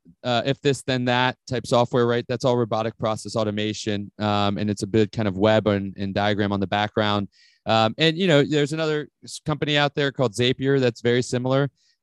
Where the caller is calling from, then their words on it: Atlanta, Georgia, United States; So I'm calling from Atlanta, Georgia.